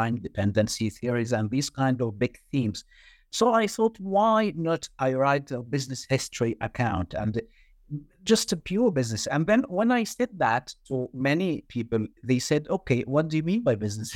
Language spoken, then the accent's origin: English; Egypt; moved away as an adult; I did my undergrad in banking, and this was back in Egypt, my home country